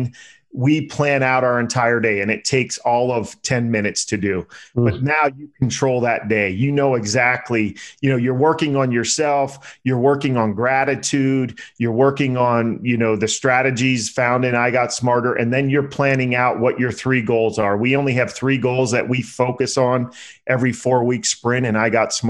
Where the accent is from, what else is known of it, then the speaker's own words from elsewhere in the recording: Pennsylvania, United States; now in Las Vegas, United States; I'm from Pennsylvania.